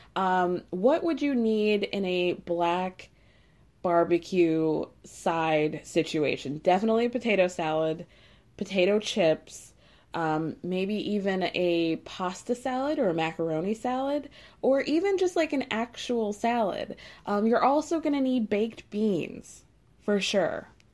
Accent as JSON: {"language": "English", "region": "Midwest", "country": "United States", "tie": "born or raised there", "said": "I grew up in the Midwest"}